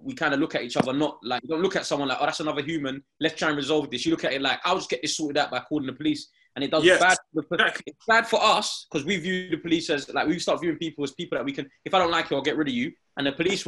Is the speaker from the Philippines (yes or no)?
no; London, United Kingdom; We're from East